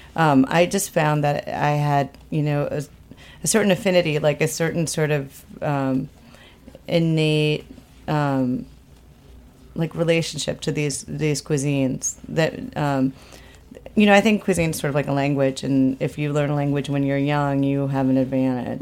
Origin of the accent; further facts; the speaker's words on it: Minneapolis, Minnesota, United States; also born or lived in Argentina; now in New York, United States; I grew up in the Midwest. I grew up in Minneapolis